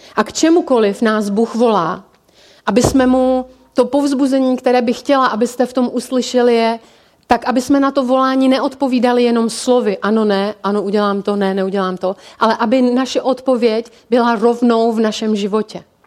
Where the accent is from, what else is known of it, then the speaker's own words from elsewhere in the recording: Czechia; jsme jako Češi